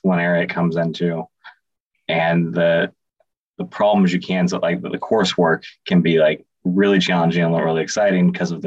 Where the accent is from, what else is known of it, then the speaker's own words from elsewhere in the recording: Bay Area, California, United States; moved away as an adult; also born or lived in Boston; now in Chicago, United States; I grew up in the Bay Area in California